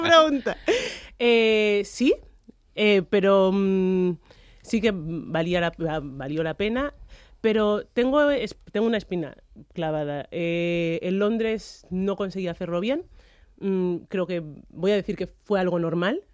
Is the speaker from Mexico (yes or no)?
no; Spain; he, nacido y me he criado en España